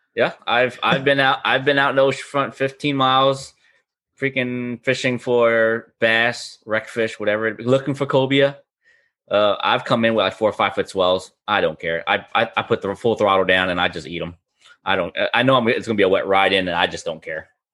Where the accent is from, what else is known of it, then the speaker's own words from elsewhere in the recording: Florida, United States; I was born and raised up in Fishner, Florida